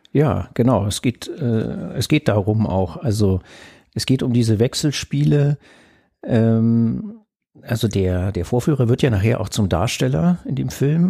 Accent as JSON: {"language": "German", "region": "Berlin", "country": "Germany", "tie": "born or raised there", "said": "damals war das so im Zentrum von West-Berlin, äh, wo ich aufgewachsen bin"}